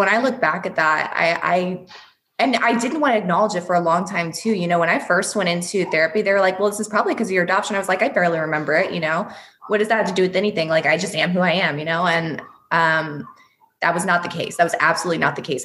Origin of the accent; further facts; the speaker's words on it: Houston, Texas, United States; also born or lived in Russia; I was adopted from Russia when I was 5, by an American family. So we all live in Houston, Texas now